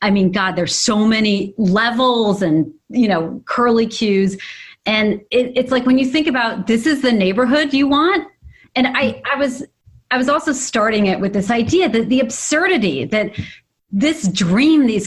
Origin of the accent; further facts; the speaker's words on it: New York City, New York, United States; now in Los Angeles, United States; I grew up in Manhattan